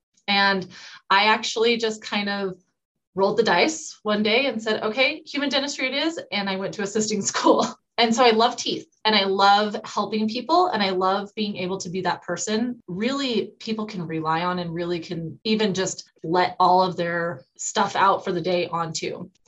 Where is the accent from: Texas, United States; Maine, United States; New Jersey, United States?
Maine, United States; Rangeley; which happened to be 3 hours away from where my hometown is. A little bit about Rangeley is we're in the middle of nowhere.